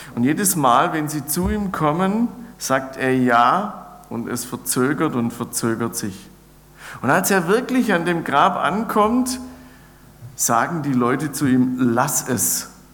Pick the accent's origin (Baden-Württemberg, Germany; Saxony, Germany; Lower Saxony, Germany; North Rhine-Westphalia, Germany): Baden-Württemberg, Germany; near Ulm; ich bin gebürtig aus der Nähe von Ulm